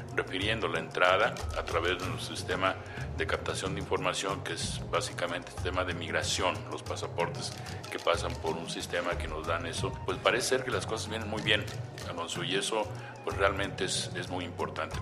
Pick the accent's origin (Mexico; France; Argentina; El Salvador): Mexico; nuestro país